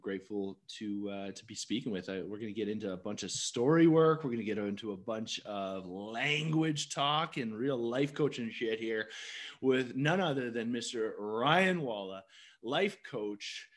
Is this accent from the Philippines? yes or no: no; Canada; I'm Canadian.